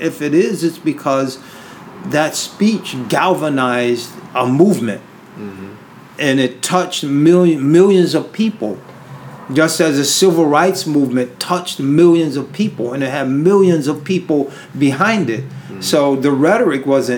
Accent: Berkeley, California, United States; moved away; also born or lived in Syria; here I am in California, where I was born. So in a sense, I was born in Berkeley at Alta Bates Hospital.

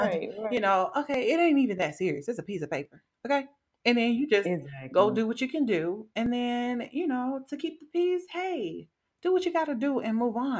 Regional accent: the South, United States; now in Wisconsin, United States; I'm from the South

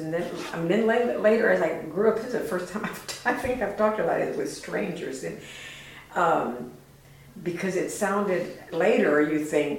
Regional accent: South Texas, United States; And I grew up in South Texas

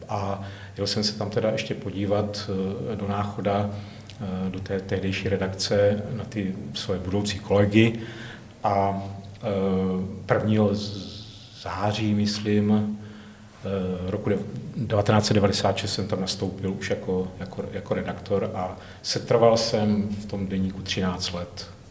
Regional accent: Hranice, Moravia, Czechia; also born or lived in Rychnov nad Kněžnou, Czech Republic / Kostelec nad Orlicí, Czech Republic / Žamberk, Czech Republic / Valašské Meziříčí, Czech Republic; Já jsem z Moravy, no. Já jsem se teda paradoxně narodil ve východních Čechách

